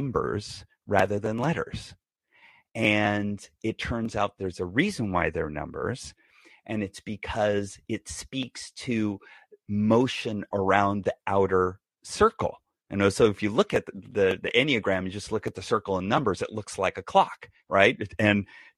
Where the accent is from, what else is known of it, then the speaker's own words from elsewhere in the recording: Bay Area, California, United States; also born or lived in San Diego; I was raised in the Bay Area